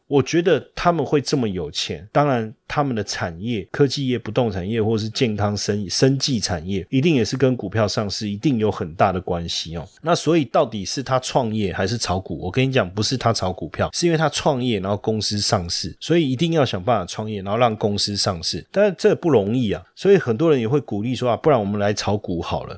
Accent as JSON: {"language": "Chinese", "country": "Taiwan", "said": "我们台湾，如果你要到比较偏北方哦，我觉得也不习惯"}